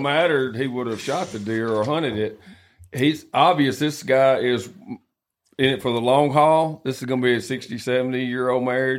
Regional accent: Southwest Alabama, United States; I grew up hunting in Southwest Alabama

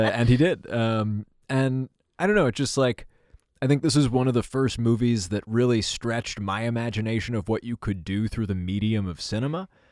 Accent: New York City, New York, United States; growing up in New York City with sort of nine eleven

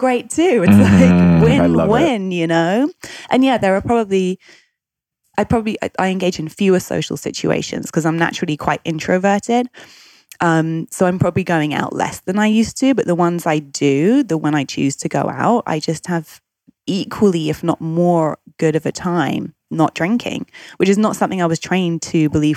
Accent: United Kingdom; I'm British. I grew up in the UK.

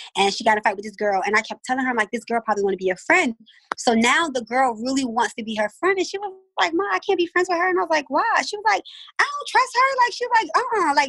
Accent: Baltimore, Maryland, United States; I'm from West Baltimore

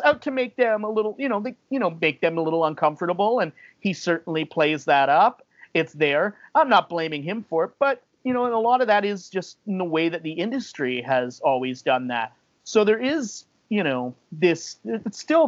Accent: Alberta, Canada; I grew up in Alberta, so I grew up on the Calgary Stampede territory.

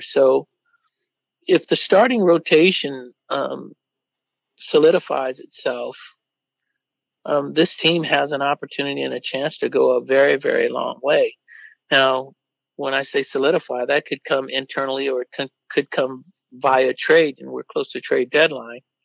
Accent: Oakland, California, United States; as young kids, when we grew up in East Oakland

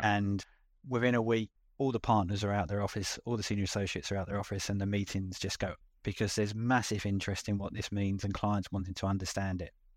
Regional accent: London, United Kingdom; accent: London; moved away as an adult; now in Auckland, New Zealand; with my accent, going back to London, the U K

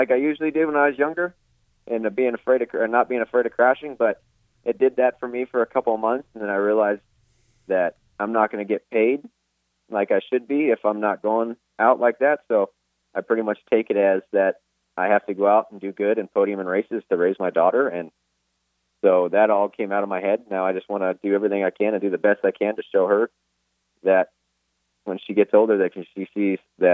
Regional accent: Phelan, California, United States; I'm from Phelan, California

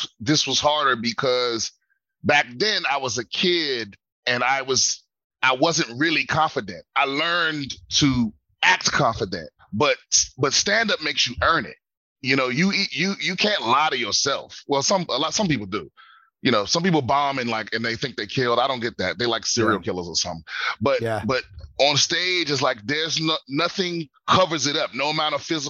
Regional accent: Prince George's County, Maryland, United States; I grew up in PG County, Maryland

